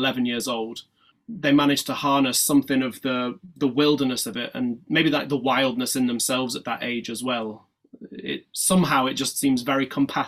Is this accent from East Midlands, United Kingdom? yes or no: no; Yorkshire and the Humber, United Kingdom; also born or lived in East London; now in London, United Kingdom; I was born in Yorkshire, so in the north of England, and now all of my work is based in East London.